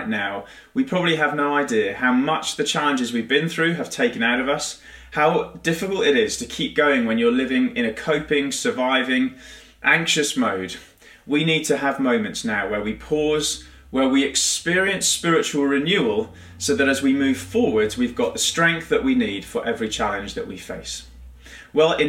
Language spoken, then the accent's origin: English; United Kingdom; being rather British